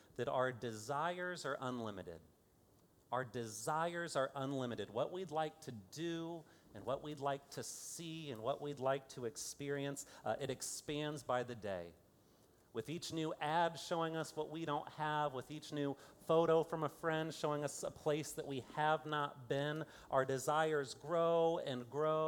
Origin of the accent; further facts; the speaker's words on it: Fort Wayne, Indiana, United States; now in Kansas City, United States; I am from Fort Wayne, Indiana